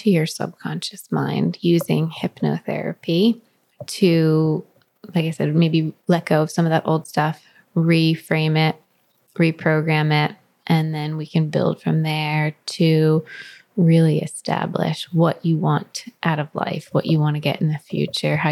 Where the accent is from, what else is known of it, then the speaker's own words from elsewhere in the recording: New Jersey, United States; now in California, United States; I'm from Jersey